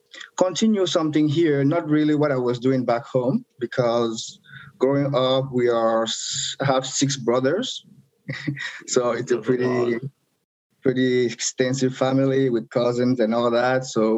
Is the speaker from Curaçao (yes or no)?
no; Douala, Littoral, Cameroon; moved away as an adult; now in Moncton, Canada; So yeah, I grew up in Cameroon. You know, went to university there, had my bachelor degree in economics.